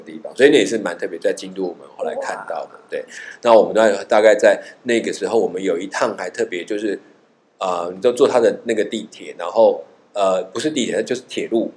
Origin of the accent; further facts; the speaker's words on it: Taiwan; 我们是台湾来的